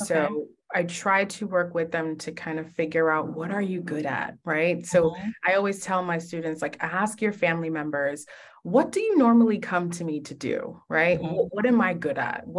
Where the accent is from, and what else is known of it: New York City, New York, United States; born or raised there